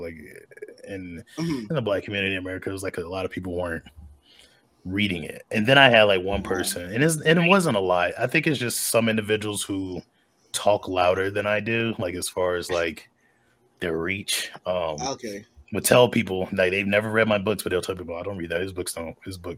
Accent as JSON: {"language": "English", "region": "North Carolina", "country": "United States", "tie": "born or raised there", "said": "I grew up in North Carolina."}